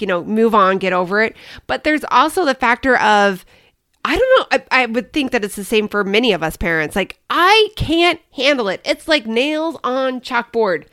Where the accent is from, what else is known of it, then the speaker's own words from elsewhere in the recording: Kansas City, Midwest, United States; now in Arizona, United States; I grew up in the Midwest